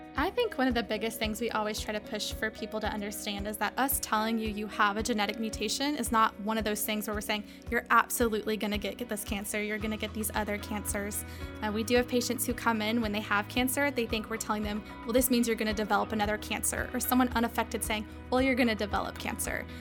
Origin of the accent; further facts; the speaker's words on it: Georgia, United States; also born or lived in Knoxville, Tennessee; now in Charleston, United States; I'm from Georgia